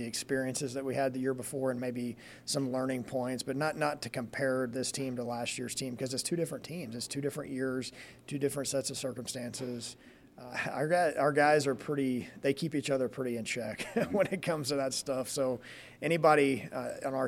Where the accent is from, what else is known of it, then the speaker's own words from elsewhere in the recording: Texas, United States; moved away as an adult; now in Lincoln, United States; it's what drew me to this place when I was 18 from Texas